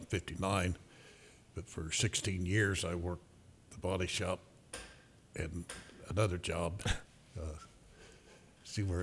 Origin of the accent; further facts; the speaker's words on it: Urbana, Illinois, United States; also born or lived in Mattoon, Illinois; We moved to Urbana when I was first grade from Mattoon. I was born in Mattoon and moved up here